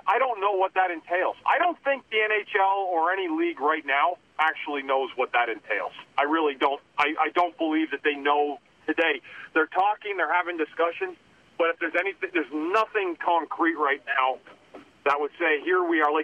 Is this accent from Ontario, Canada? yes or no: yes; Ottawa, Ontario, Canada; I grew up on the Beaver Tails